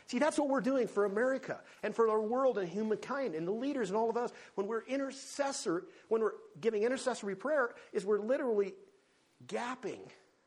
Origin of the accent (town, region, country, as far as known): United States